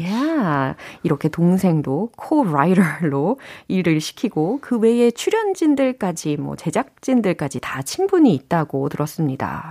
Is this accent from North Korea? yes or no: no; South Korea